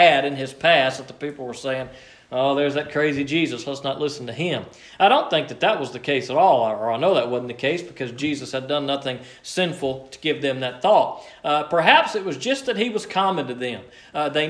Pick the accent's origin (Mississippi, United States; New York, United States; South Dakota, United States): Mississippi, United States; Liberty; I'm from Liberty, Mississippi